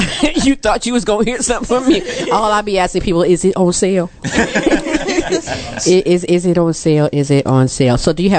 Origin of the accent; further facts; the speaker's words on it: Mississippi, United States; I can relate to even in the dirt. I'm from Mississippi.